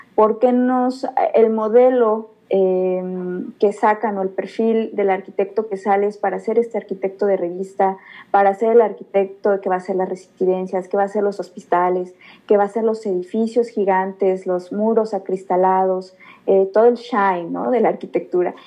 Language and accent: Spanish; Mixquiahuala, Hidalgo, Mexico; Yo soy originaria de Misquiahuala